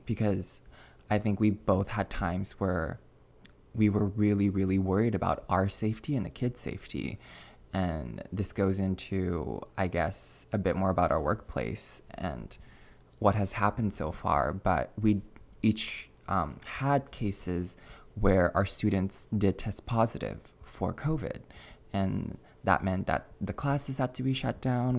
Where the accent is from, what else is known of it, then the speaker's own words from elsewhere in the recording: Alberta, Canada; moved away as an adult; now in Quebec, Canada; Growing up in Canada, it's technically bilingual, but Alberta's a pretty monolingual province.